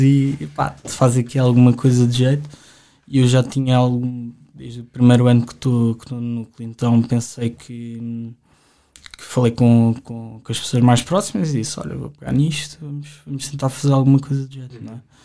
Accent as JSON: {"language": "Portuguese", "region": "Lisbon", "country": "Portugal", "tie": "born or raised there", "said": "eu sempre vivi aqui em Lisboa"}